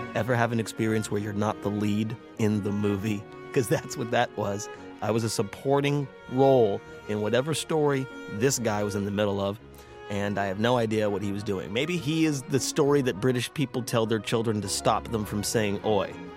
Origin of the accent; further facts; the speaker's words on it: United States; I am American